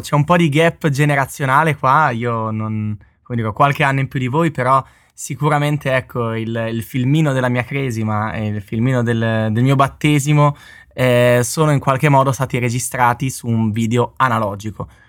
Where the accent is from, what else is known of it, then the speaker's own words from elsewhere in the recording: Bologna, Emilia-Romagna, Italy; di Bologna come me